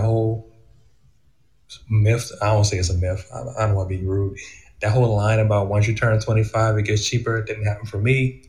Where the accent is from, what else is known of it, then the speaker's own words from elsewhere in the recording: Charleston area, South Carolina, United States; moved away as an adult; now in Cary, United States; I'm in Raleigh, North Carolina now. I grew up in the Charleston area, particularly in Huey, South Carolina, which is in the Berkeley County of the Tri-County area of Charleston.